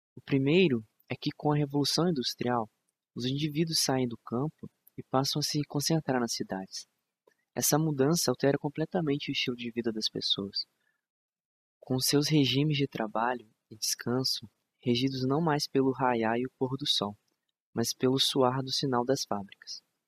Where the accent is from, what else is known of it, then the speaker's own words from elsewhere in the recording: Brazil; De onde eu sou? Do Brasil.